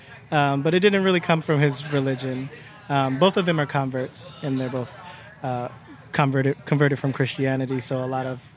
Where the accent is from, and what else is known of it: Cleveland, Ohio, United States; born or raised there